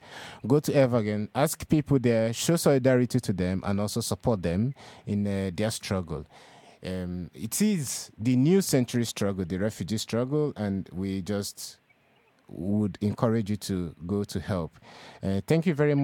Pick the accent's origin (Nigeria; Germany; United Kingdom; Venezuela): Nigeria; moved away as an adult; also born or lived in Europe; now in Denmark